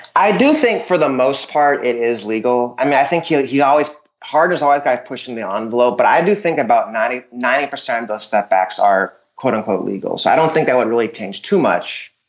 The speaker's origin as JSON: {"language": "English", "town": "Dallas", "region": "Texas", "country": "United States", "said": "I'm from Dallas"}